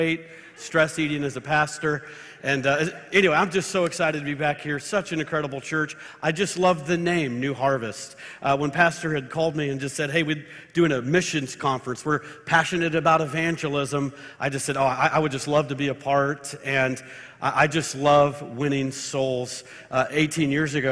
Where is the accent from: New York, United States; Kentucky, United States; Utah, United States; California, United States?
California, United States; Marin County and Sonoma County; moved away as an adult; also born or lived in Tulsa, Oklahoma; I am a Californian. I was born in Marin County, just north of San Francisco. Graduated high school in Sonoma County